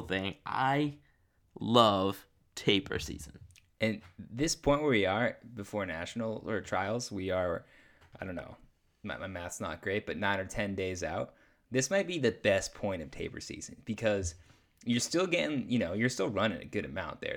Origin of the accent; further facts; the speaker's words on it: New Hampshire, United States; I am from New Hampshire, rural New Hampshire